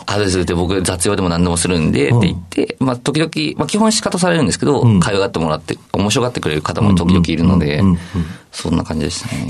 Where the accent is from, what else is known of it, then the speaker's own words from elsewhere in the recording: Saitama, Japan; 僕は埼玉県出身なので